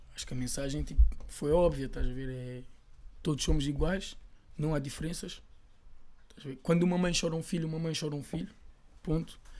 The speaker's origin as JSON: {"language": "Portuguese", "region": "Lisbon", "country": "Portugal", "said": "sou de Chelas já, como muitos dos meus"}